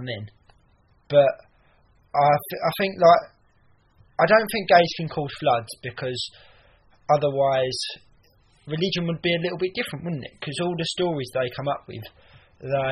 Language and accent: English; Essex, East of England, United Kingdom; moved away as an adult; now in London, United Kingdom; I'm from Essex, as you can probably tell.